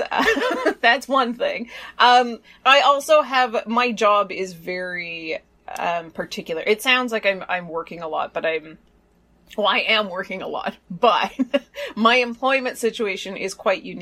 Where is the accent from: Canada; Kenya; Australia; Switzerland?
Canada; now in South Korea; I'm a Canadian living in South Korea, studying in a UK institution